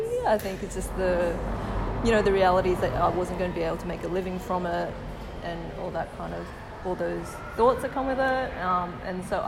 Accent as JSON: {"language": "English", "country": "Australia", "tie": "born or raised there", "said": "my own experiences as an Asian Australian"}